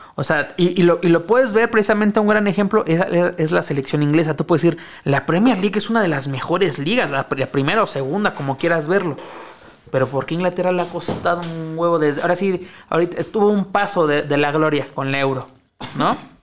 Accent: Mexico; cómo somos los mexicanos

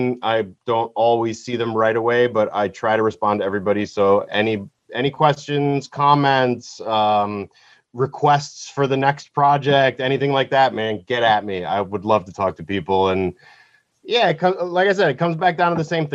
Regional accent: United States; while I am American

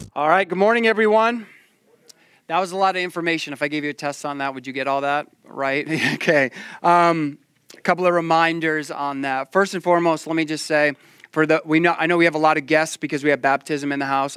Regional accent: Maine, United States

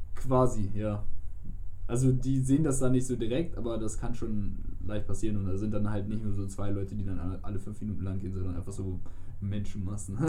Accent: Germany; wir kommen aus Deutschland

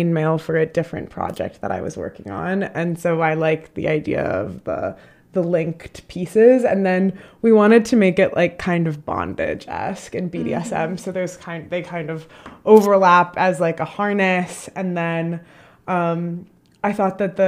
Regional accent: Chicago, Illinois, United States; I'm from Chicago

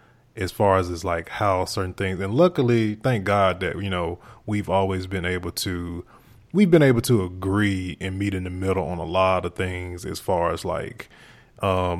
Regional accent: Mississippi, United States; moved away; I'm from Mississippi.

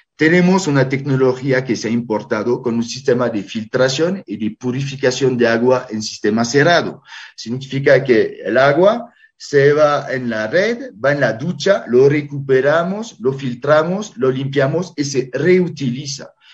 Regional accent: France; now in Bolivia; yo que soy francés con nacionalidad boliviana

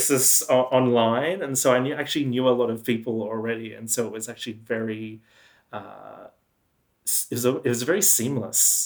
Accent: Geelong, Victoria, Australia; also born or lived in New York City, United States; now in Melbourne, Australia; Yeah, so I grew up in the town of Geelong, which you know very well. Yeah, so I grew up in Geelong

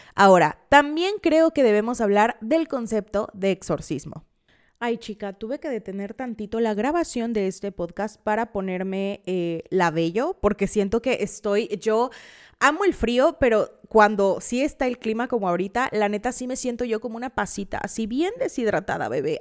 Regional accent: Veracruz, Mexico; Yo soy del estado de Veracruz y vengo a romper el mito de que en Veracruz todos hablan ají, em, que no les mentiré, a veces sí se me sale

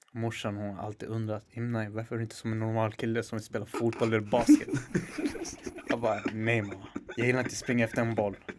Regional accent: Stockholm, Stockholm County, Sweden; Jag är 21 år gammal, jag är från Husby.

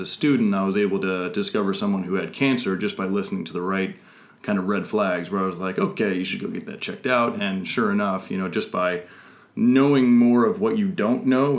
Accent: Truckee, California, United States; moved away; I hail from Lake Tahoe, Truckee, California

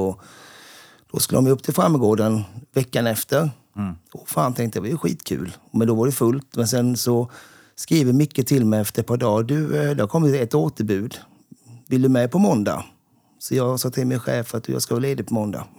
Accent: Sävsjö, Jönköping County, Sweden; Sävsjö, där jag kommer ifrån

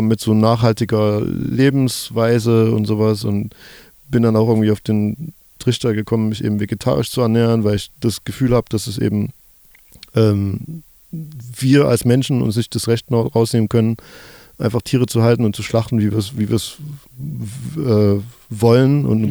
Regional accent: Germany; gleichzeitig bin ich aber auch im Sozialismus groß geworden in der DDR

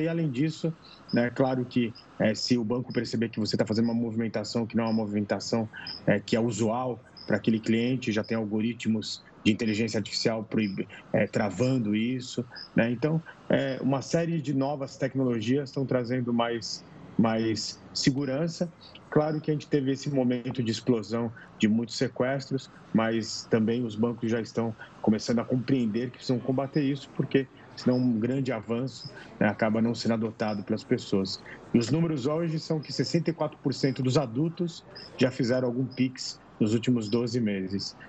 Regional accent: Brazil; como brasileiro

